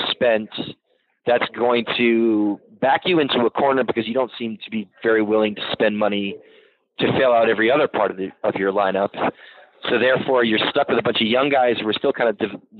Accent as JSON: {"language": "English", "region": "New England", "country": "United States", "tie": "born or raised there", "said": "I grew up in New England"}